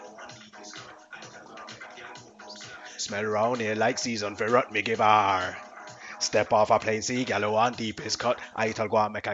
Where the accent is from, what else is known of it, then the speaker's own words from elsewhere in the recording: Kettering, East Midlands, United Kingdom; also born or lived in Corby; I was raised in Kettering.